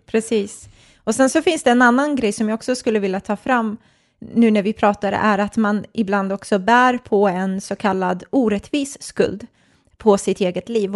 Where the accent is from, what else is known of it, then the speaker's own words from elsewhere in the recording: Stockholm, Stockholm County, Sweden; also born or lived in Nacka; jag är uppvuxen i Stockholm